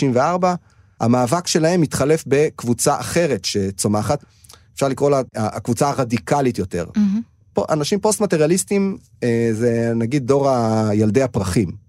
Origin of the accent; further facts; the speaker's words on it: a kibbutz in the Upper Galilee, Northern District, Israel; moved away as an adult; also born or lived in Tel Aviv; אני במקור מקיבוץ רחוק בגליל העליון